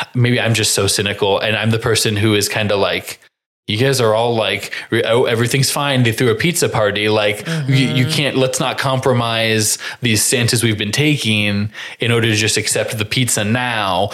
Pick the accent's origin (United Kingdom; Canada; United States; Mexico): United States; Crawfordsville, Indiana; I'm from Crawfordsville, Indiana